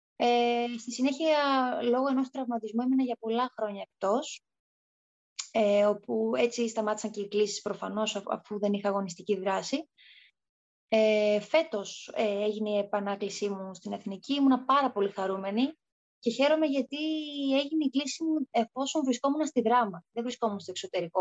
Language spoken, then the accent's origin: Greek; Thessaloniki, Central Macedonia, Greece; moved away as an adult; στην πόλη μου. Η Κωνσταντινούπολη είναι τρει-τέσσερι ώρε μέχρι Θεσσαλονίκη